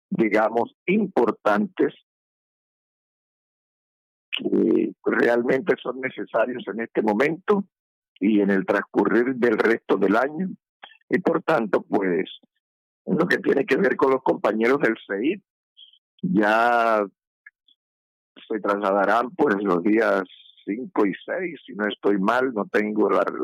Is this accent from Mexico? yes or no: no; Colombia; personas que nos quieren representar como magisterio colombiano, como educación pública